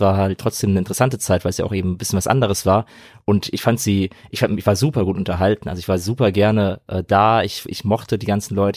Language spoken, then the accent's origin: German; Frankfurt, Hesse, Germany; ich komme ja aus Frankfurt, aus Hessen